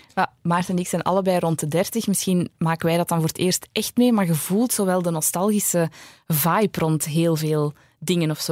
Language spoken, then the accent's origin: Dutch; East Flanders, Belgium; moved away as an adult; also born or lived in Hamme; Ik kom van Oost-Vlaanderen